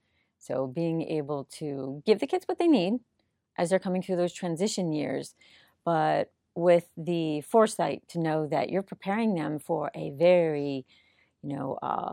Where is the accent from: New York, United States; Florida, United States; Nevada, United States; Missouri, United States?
Florida, United States; Hollywood; In South Florida, in Hollywood.